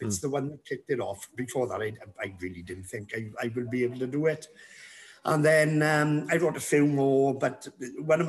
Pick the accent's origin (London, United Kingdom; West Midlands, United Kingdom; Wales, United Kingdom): Wales, United Kingdom; Treharris; I'm from Triadis, yeah. Born and bred, Triadis